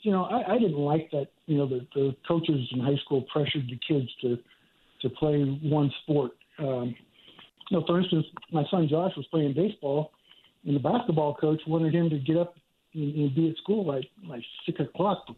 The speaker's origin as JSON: {"language": "English", "town": "Santa Clara", "region": "California", "country": "United States", "tie": "born or raised there", "also_born_or_lived": "San Jose, California", "said": "I grew up in Santa Clara. I was born in San Jose, but I grew up in Santa Clara, which is right next to San Jose"}